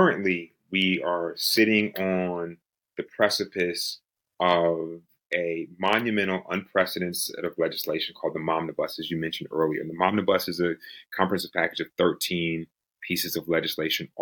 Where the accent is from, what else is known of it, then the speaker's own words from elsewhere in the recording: Georgia, United States; Georgia, my home state